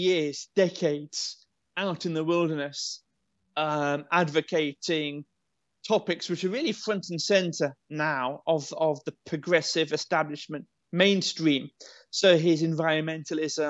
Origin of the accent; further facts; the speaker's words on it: United Kingdom; as a Brit